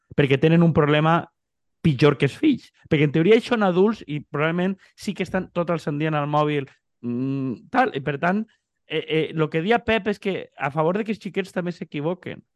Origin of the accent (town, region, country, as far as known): Xàbia, Valencian Community, Spain